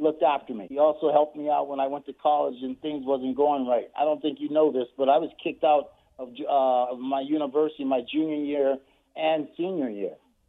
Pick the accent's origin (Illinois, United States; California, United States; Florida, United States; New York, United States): California, United States; South Central; I'm from South Central. It was tough, but I was blessed, though, JT.